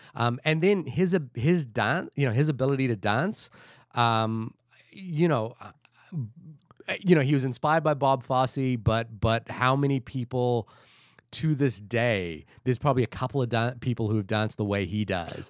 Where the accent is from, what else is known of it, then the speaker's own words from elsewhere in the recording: Fiji; moved away; I grew up in Fiji